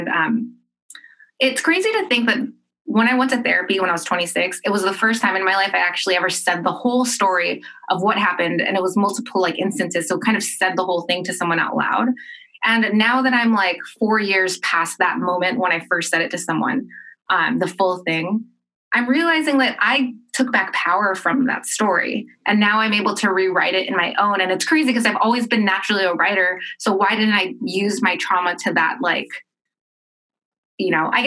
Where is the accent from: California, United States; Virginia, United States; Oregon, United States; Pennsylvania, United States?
California, United States; Los Angeles; I grew up in California, in Southern California, and my school was about, and I grew up in Los Angeles